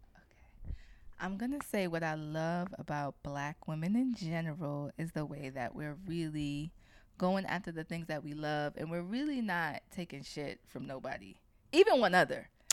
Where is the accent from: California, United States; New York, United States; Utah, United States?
New York, United States; I was born and raised in New York